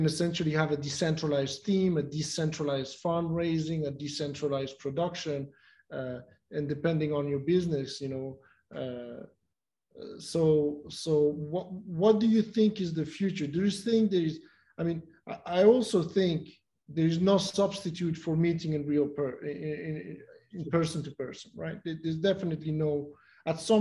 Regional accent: Mexico; I'm from Mexico

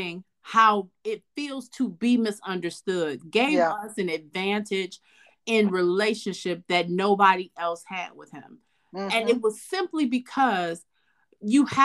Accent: Detroit, Michigan, United States; I was from Detroit

